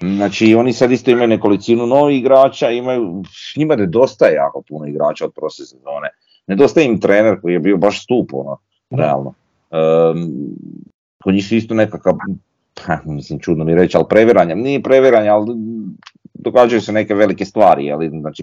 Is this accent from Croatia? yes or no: yes; Croatia; mi smo Hrvati, ja sam Hrvat.